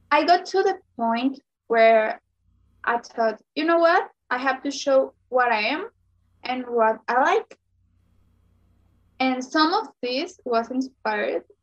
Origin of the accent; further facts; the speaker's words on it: Sonora, Mexico; I'm from Sonora, Mexico